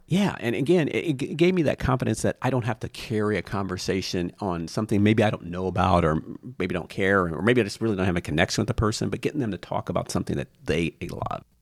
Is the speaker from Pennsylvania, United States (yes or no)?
no; Lima, Ohio, United States; I grew up in Lima, Ohio